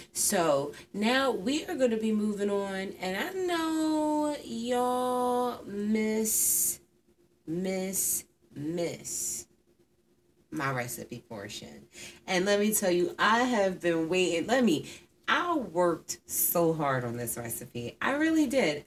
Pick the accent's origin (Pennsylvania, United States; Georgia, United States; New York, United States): Pennsylvania, United States; Philadelphia; I'm from Philadelphia